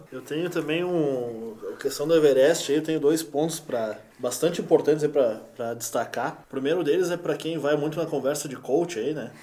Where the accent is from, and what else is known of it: Brazil